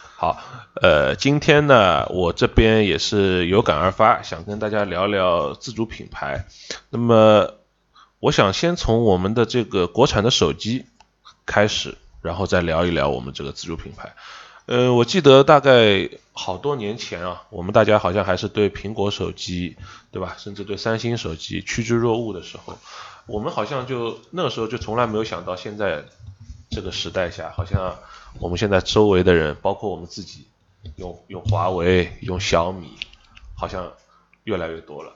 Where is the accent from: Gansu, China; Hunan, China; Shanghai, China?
Shanghai, China; accent: Shanghainese; 我们上海话当老傻根儿